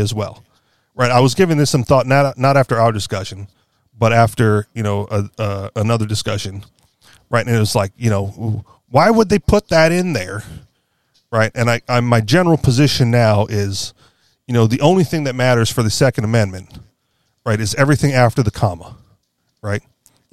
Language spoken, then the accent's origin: English; Hawaii, United States; moved away; I grew up in Hawaii